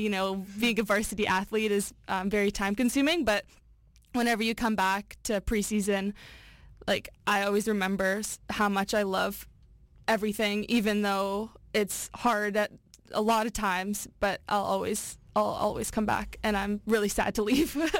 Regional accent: North Vancouver, British Columbia, Canada; from the North Shore, born and raised here in Vancouver.

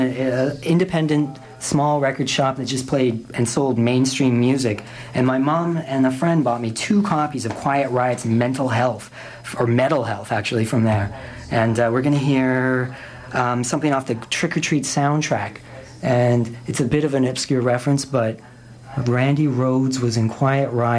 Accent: Ladner, British Columbia, Canada; I grew up in Ladner

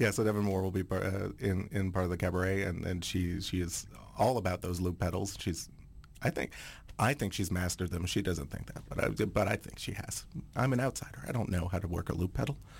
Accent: Aylmer, Quebec, Canada; first language French; English is a second language; moved away as an adult; also born or lived in Montreal; now in Vancouver, Canada; I grew up in Aylmer, which is, like, right on the Gatineau side

